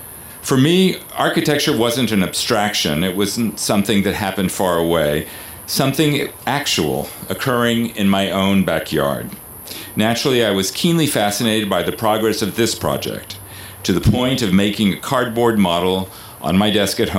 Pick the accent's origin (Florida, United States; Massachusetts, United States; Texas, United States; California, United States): Texas, United States; Houston; I grew up in Houston, Texas. In 1971, Commissioner Ellis, when the chapel and broken obelisk were dedicated, I too was a student in junior in high school, Bel Air High School